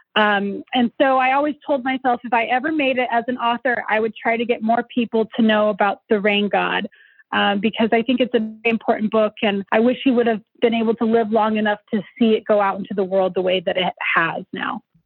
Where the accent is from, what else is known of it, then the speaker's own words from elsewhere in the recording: Denver, Colorado, United States; also born or lived in Arvada, Colorado; I grew up somewhat in North Denver, but also somewhat in the suburbs in a, a town called Arvada